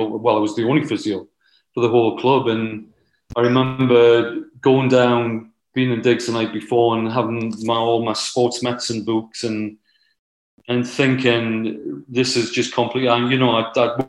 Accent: the Northeast, North East England, United Kingdom; I was from the Northeast

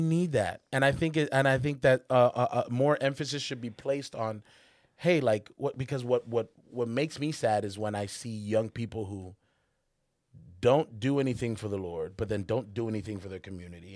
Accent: Charlotte, North Carolina, United States; moved away as an adult; I'm coming from Charlotte where everybody at my school was black and Hispanic

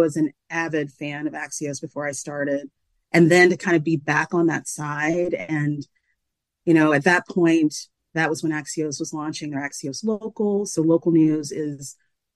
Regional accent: Macon, Georgia, United States; moved away; my newspaper was my hometown paper

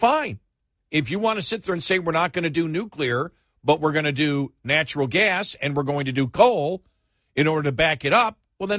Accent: Buffalo, New York, United States; moved away; I know. I grew up in Buffalo.

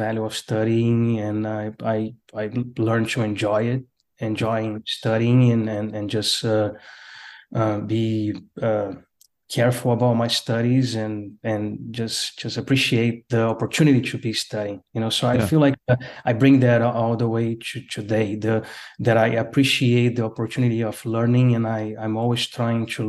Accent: Brazil; English is a second language; moved away as an adult; now in United States; I was born in Brazil and then went to work in the oil field and moved to the U.S.

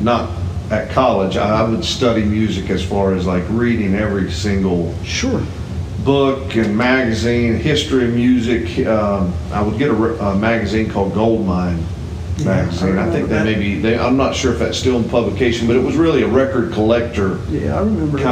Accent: Concord, North Carolina, United States; I was born in Concord, and I grew up in Cabarrus County. I grew up in Concord

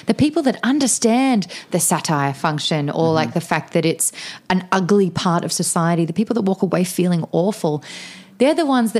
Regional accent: Australia; now in United States; it's very hard being an Australian coming to America

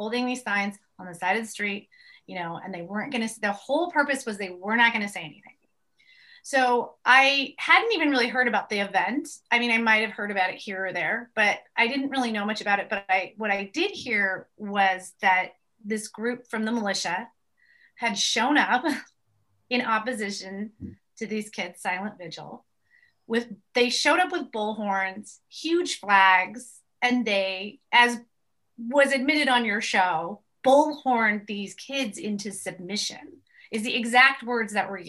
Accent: New York City, New York, United States; moved away as an adult; now in Highland Park, Illinois, United States; From Manhattan, from the city

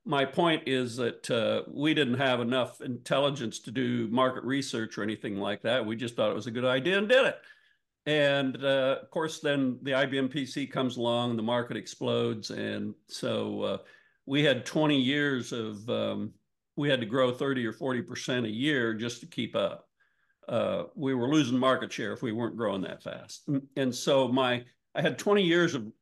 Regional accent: Northwestern Ohio, United States; I grew up in Northwestern Ohio, which is good farm country.

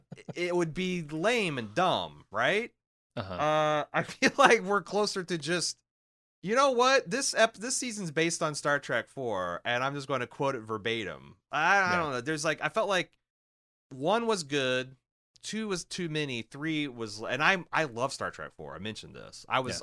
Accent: Iowa, United States; I'm from Iowa. I just work here.

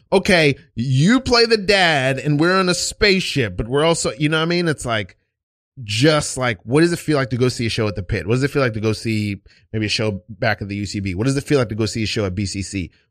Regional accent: New York, United States; moved away; also born or lived in Port Charlotte, Florida; I'm from New York, but I was in high school in, you know, Port Charlotte, Florida.

